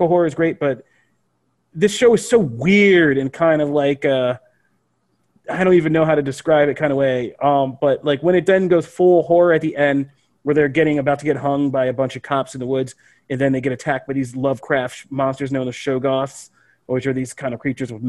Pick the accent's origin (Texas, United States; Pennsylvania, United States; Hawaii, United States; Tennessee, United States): Pennsylvania, United States; where I grew up in Pennsylvania